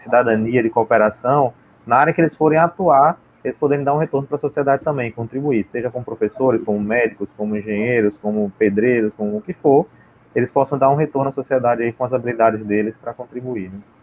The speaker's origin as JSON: {"language": "Portuguese", "region": "Sergipe", "country": "Brazil", "said": "ah, de Sergipe."}